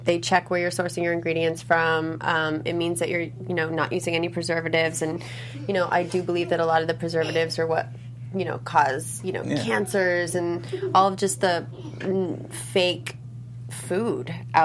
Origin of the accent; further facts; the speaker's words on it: Los Angeles, California, United States; growing up in Los Angeles, it's a very health conscious place